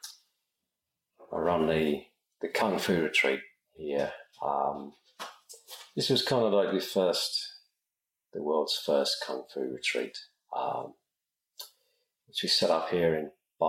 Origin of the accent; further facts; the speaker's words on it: London, United Kingdom; accent: British; moved away; Come from the southern edge of London.